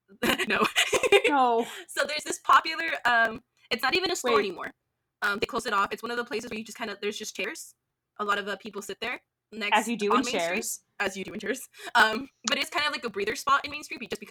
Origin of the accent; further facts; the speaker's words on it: Southern California, United States; growing up in Southern California